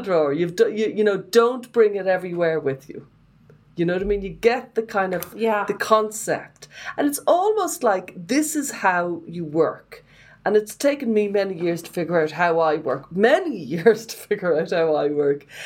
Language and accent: English; Ireland; I would have been shaped by being Irish